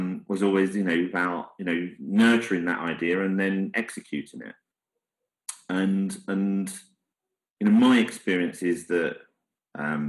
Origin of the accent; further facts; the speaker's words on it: London, United Kingdom; I come from the East End. My dad was a prisoner of war for the whole duration